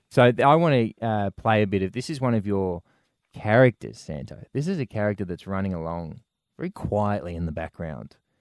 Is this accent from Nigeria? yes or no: no; Brisbane, Queensland, Australia; moved away; growing up in Brisbane